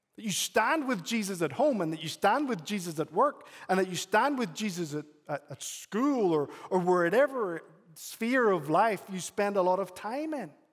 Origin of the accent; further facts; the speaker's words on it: Northern Ireland, United Kingdom; now in United States; I'm from Northern Ireland